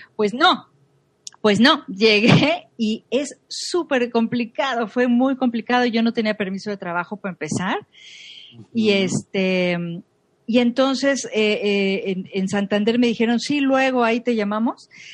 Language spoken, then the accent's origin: Spanish; Monterrey, Nuevo León, Mexico; born or raised there; moved away as an adult; also born or lived in Mexico City / Zurich; now in Madrid, Spain